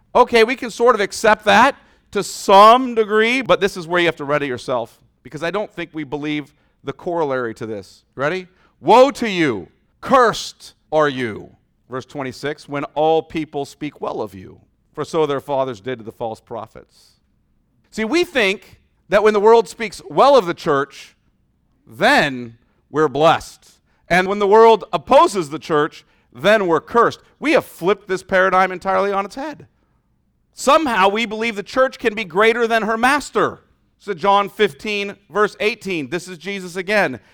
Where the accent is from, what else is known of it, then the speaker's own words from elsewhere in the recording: United States; our experience as American Christians